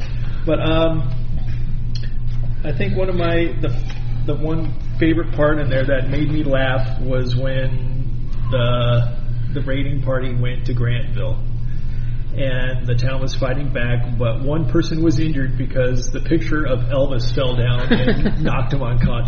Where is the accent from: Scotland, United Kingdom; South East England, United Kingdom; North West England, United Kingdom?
Scotland, United Kingdom; And guess what? I'm a Scot.